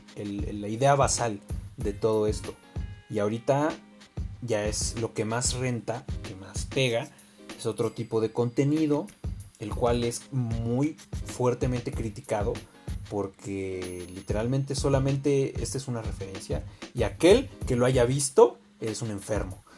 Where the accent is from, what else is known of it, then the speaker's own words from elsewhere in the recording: Mexico; todos somos mexicanos